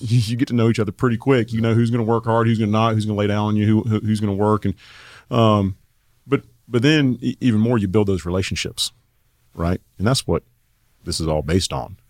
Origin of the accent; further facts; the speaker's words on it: Asheville, North Carolina, United States; moved away as an adult; also born or lived in Raleigh, North Carolina; I grew up in Asheville, North Carolina